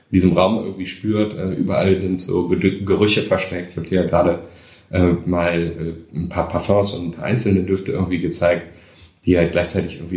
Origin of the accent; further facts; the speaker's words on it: Krefeld, North Rhine-Westphalia, Germany; now in Düsseldorf, Germany; Ähm, ich bin ja in Krefeld groß geworden. Äh, und da war ich auch relativ lang.